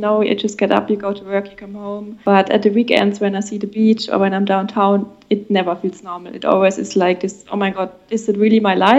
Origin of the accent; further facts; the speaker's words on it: Rhineland-Palatinate, Germany; English is a second language; moved away as an adult; also born or lived in Berlin, Germany; now in Charleston, United States; I'm from the south. I don't know if you heard of Rheinland-Pfalz, the Rhine area.